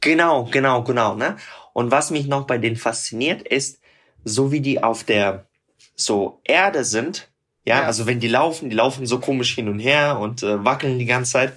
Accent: Tyumen, Tyumen Oblast, Russia; German is a second language; moved away; ich komme selber aus Tumen, das ist äh, in Sibirien

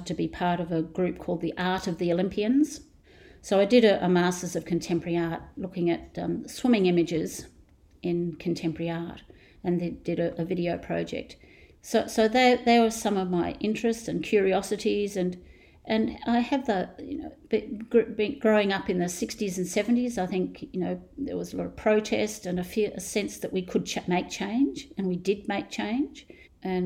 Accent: Australia

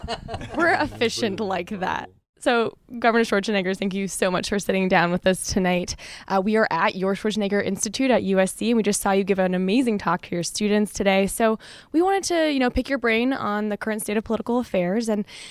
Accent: Canada; I'm Canadian, so I feel that.

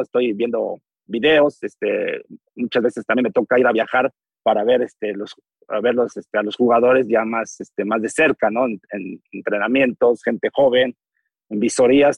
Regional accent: Texcoco, State of Mexico, Mexico; nací en Texcoco

